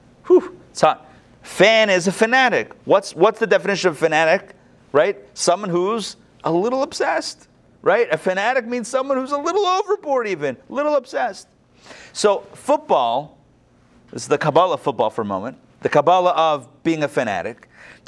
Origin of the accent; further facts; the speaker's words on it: Pittsburgh, Pennsylvania, United States; moved away; I grew up in Pittsburgh